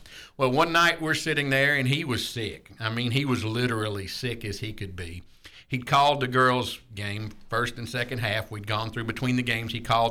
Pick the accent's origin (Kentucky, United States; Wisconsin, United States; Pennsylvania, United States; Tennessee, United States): Tennessee, United States; Clarksville; also born or lived in Alabama; We grew up in Clarksville